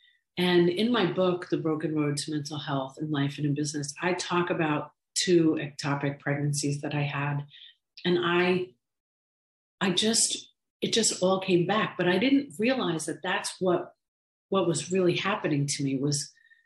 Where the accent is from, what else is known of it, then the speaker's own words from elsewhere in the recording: New York, United States; now in Florida, United States; I was raised in New York with immigrant Irish parents